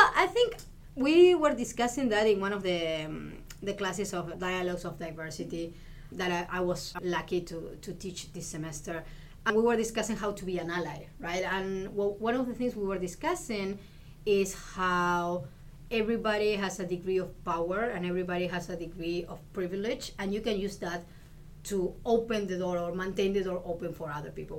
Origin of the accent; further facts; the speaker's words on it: Argentina; English is a second language; moved away as an adult; also born or lived in Illinois; now in Houston, United States; I come from Argentina, and I arrived here in US in 2007, and I've been in Houston since, I believe, 2015